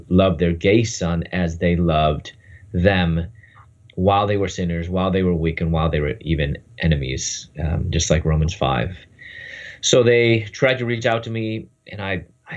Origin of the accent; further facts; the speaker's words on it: Chicago, Illinois, United States; moved away as an adult; also born or lived in Louisville, Kentucky; I'm from Chicago, and I moved to Louisville, Kentucky.